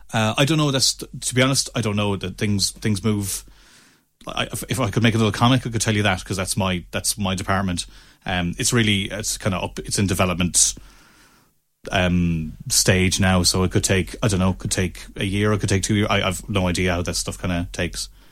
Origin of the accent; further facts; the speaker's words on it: Ennis, Munster, Ireland; also born or lived in Limerick; I'm from Ennis, down the road